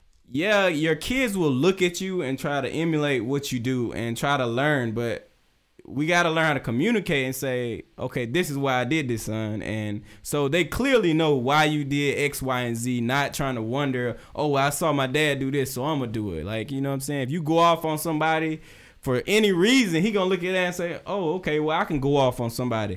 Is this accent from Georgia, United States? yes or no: yes; South Georgia, United States; I grew up in South Georgia